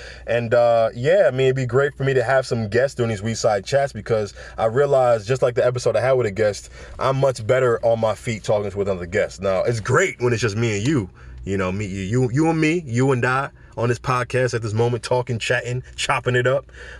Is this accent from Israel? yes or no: no; Jamaica; I'm Jamaican. Usain Bolt comes first in every race. You know what I'm saying? Jamaicans know how to compete in any race.